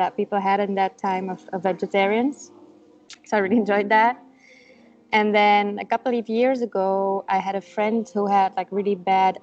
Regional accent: Brussels, Brussels-Capital Region, Belgium; first language Dutch; English is a second language; also born or lived in Madrid, Spain; I'm from Belgium. I was born in Brussels. My parents are Dutch. So I grew up, living in Brussels, but speaking mostly Dutch

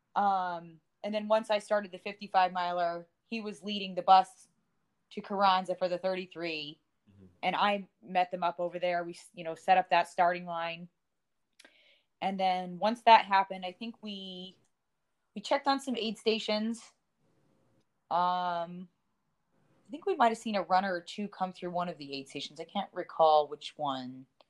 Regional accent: West Coast, United States; moved away; also born or lived in Big Bear, California; I'm originally from West Coast. Uh, I used to live in uh, Big Bear, California

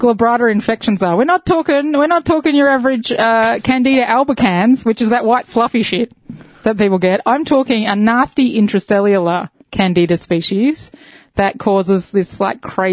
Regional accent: Dandenong Ranges, Victoria, Australia; also born or lived in York, United Kingdom; I grew up here in the east, up in the Dandenong Ranges

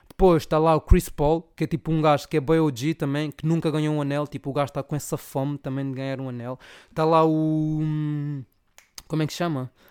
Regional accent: Zaire, Angola; Angola é de onde venho, e de onde venho eu sou

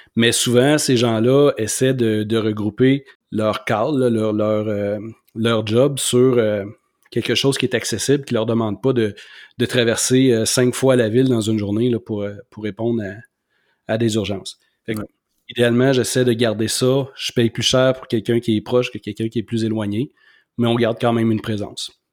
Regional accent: Quebec City, Quebec, Canada; moi, je suis de Québec, mais j'habite à Saint-Émile

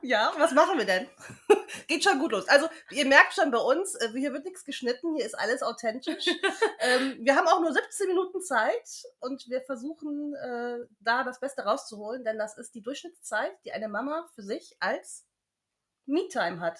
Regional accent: Düsseldorf, North Rhine-Westphalia, Germany; moved away as an adult; also born or lived in Bavaria; now in United Kingdom; Ich komme aus Düsseldorf, habe zehn Jahre schon in Bayern gelebt.

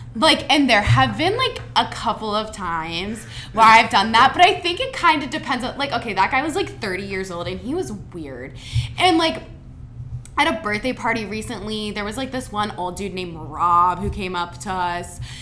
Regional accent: Mason, Ohio, United States; I'm from Cincinnati, Ohio, Mason to be precise, 30 minutes north of Xavier.

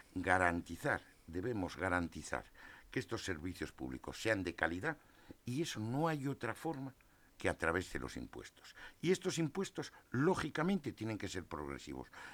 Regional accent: Asturias, Spain; yo soy asturiano

